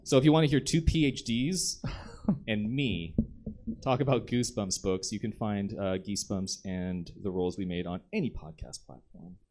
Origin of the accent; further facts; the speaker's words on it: the South, United States; I'm from the South